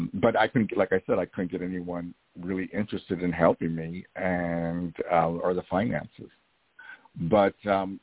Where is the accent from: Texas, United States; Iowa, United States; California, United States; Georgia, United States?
Iowa, United States; I was from Iowa